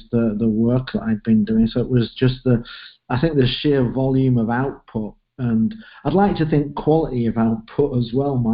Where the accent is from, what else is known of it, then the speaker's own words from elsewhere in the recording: Leeds, Yorkshire and the Humber, United Kingdom; moved away; I'm from Leeds in the north of England, grew up there and stayed there until I went to university